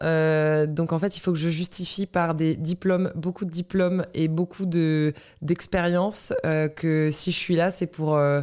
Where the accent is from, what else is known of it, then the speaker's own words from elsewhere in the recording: Breton, Brittany, France; Armor veut que je les représente en tant que bretonne